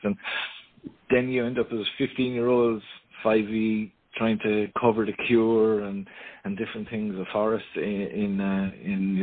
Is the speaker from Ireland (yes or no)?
yes; Ireland; being Irish, of course, family is huge.